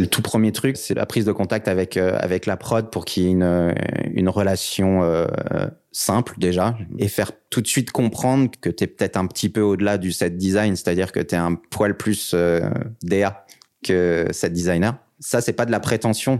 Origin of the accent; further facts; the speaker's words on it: France; moved away as an adult; also born or lived in French-speaking Switzerland; now in Switzerland; Je suis français. J'ai euh, décidé de, venir euh, dans ces jolies contrées par amour